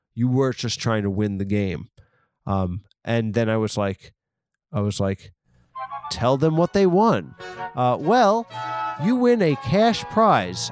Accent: East Coast, United States; I am from the East Coast

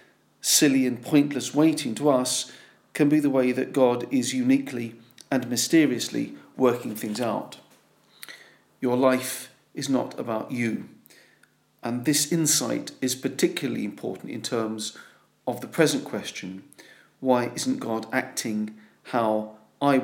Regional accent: London, United Kingdom; As a Londoner

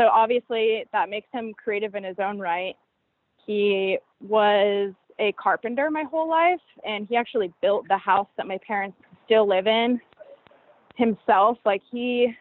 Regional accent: California, United States; I'm like born and raised in California.

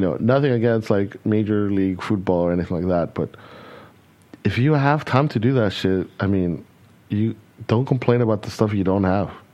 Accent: California, United States; moved away as an adult; also born or lived in Texas; now in Germany; I grew up in California where there was no um, no fireworks allowed.

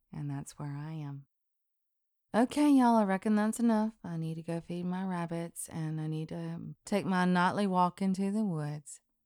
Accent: Deep South, United States; I'm from the Deep South

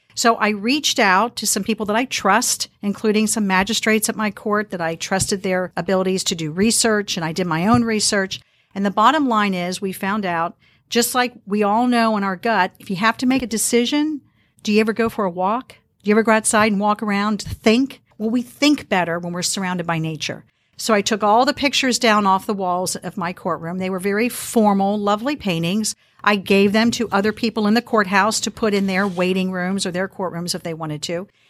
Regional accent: Harrison, Ohio, United States; I grew up in Harrison, Ohio.

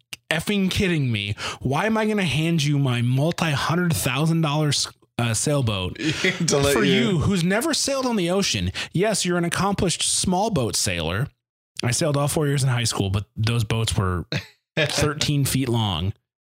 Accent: Detroit, Michigan, United States; now in Kansas, United States; I grew up in Detroit

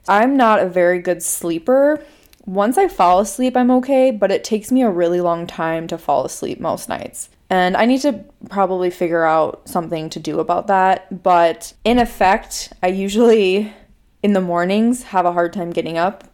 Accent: Minnesota, United States; accent: Minnesota; My family is originally from Chicago, but I grew up in Minnesota. I went to college in Minnesota, and I live in Minnesota now

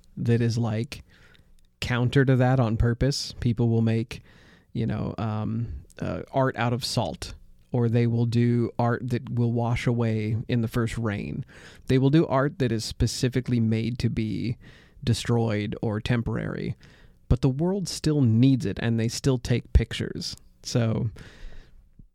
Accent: United States; I'm an American

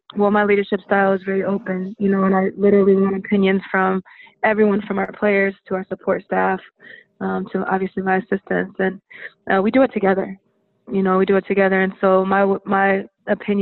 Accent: Indiana, United States; also born or lived in North Carolina; now in Miami, United States; I'm from Indiana

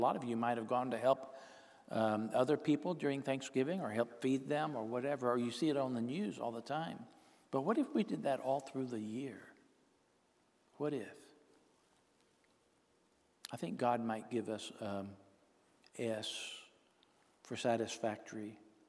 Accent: Texarkana, United States; Well, we moved around a lot, but I grew up in Texarkana, went to elementary school, Beverly Elementary School.

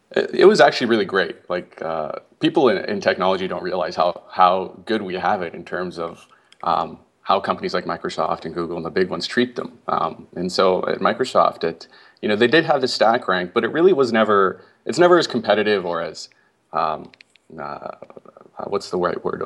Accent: Canada; moved away as an adult; I'm from Canada and I grew up there

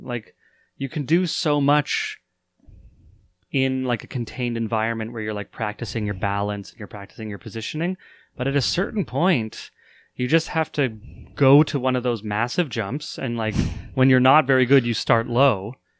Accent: Canada; a Canadian

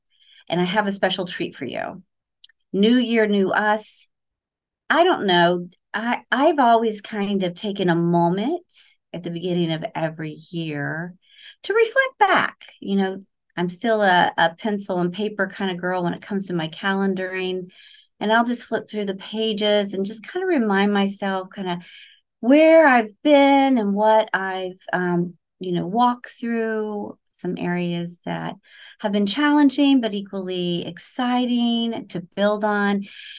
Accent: Oklahoma, United States; now in Florida, United States; So I'm a transplant from the Oklahoma area. I say you guys, not y'all.

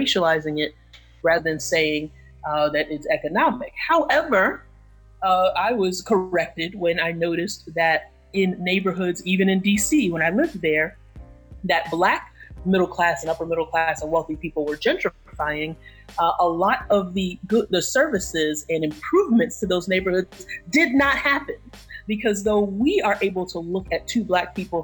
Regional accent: New York City, New York, United States; my hometown, and even in the borough of Brooklyn

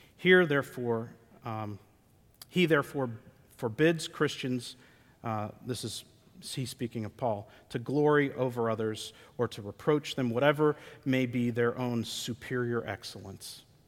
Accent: United States; We're Americans

